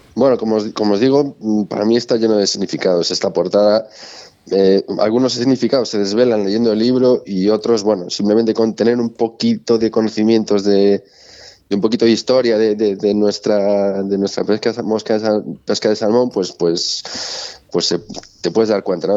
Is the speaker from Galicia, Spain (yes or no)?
yes; Galicia, Spain; como buen gallego